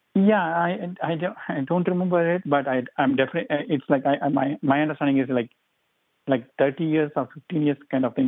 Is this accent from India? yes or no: yes; India; moved away; I'm from India.